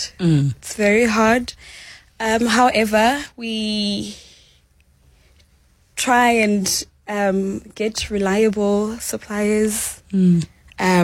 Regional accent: Eastern Cape, South Africa; moved away; we're coming from the Eastern Cape

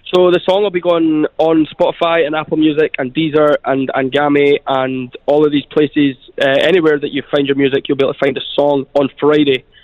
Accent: Scotland, United Kingdom; moved away as an adult; now in Dubai, United Arab Emirates; I grew up in Scotland, uh, just in a sort of a little estate in Scotland with my mum and my sister

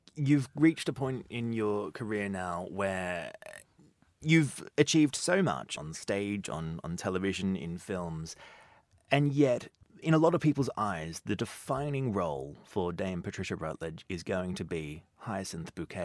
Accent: Australia; as a young child growing up in Australia

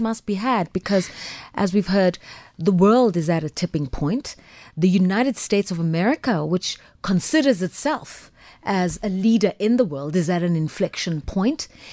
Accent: South Africa; also born or lived in England; as a South African

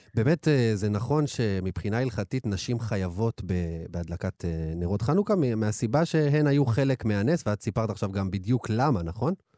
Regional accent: Ashdod, Southern District, Israel; לא חגגו נוביגוד כשהייתי ילד, באשדוד. אנחנו מרוקאים

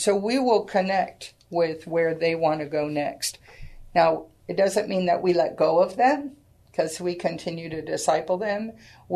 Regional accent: Sacramento, California, United States; now in San Antonio, United States; I was born and raised in Sacramento, California.

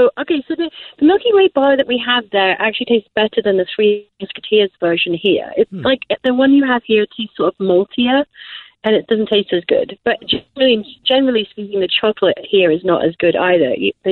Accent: England, United Kingdom; accent: generalized English; also born or lived in Wales; now in Pacific, United States; I was born in Wales, but I mainly lived in England, so have a generalized English accent.

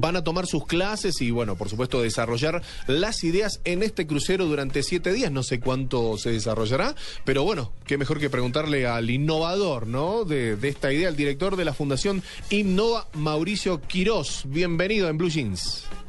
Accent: Argentina; now in Colombia; soy argentino

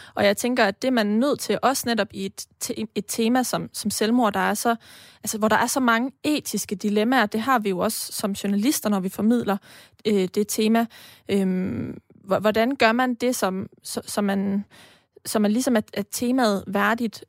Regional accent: Denmark; vi jo også som danskere, øh, etniske danskere

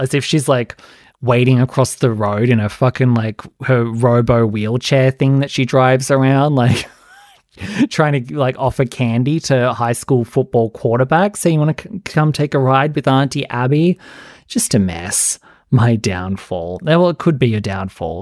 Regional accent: Australia; I'm Australian.

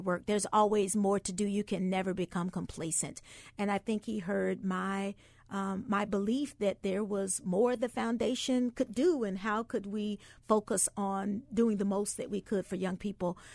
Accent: the South, United States; I grew up in the South

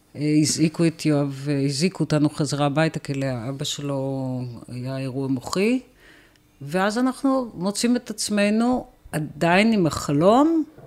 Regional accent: Tel Aviv, Tel Aviv District, Israel; moved away as an adult; גדלתי ברמת אביב

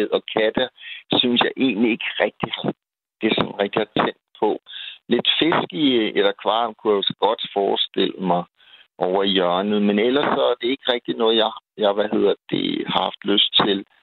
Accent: Copenhagen, Capital Region of Denmark, Denmark; Nu er jeg som sagt københavner

